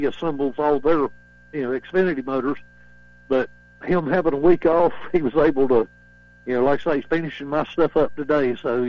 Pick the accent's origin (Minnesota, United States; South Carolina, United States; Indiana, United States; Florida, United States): South Carolina, United States; Spartanburg; I'm proud of the fact I'm from Spartanburg, South Carolina.